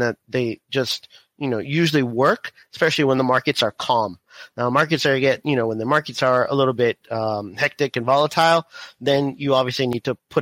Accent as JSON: {"language": "English", "town": "Miami", "region": "Florida", "country": "United States", "tie": "born or raised there", "moved": "as an adult", "lives_now": "Houston, United States", "said": "I was born in Miami, grew up in Florida, and now we're in Houston"}